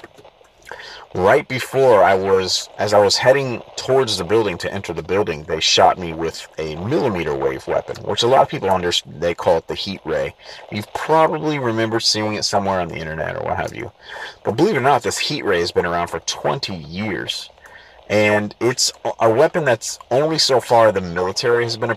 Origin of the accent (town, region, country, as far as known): San Diego, California, United States; born or raised there